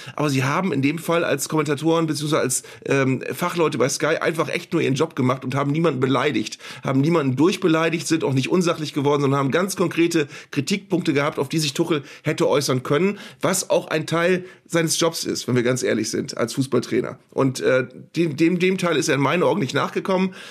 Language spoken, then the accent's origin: German; Bremen, Germany; als Bremer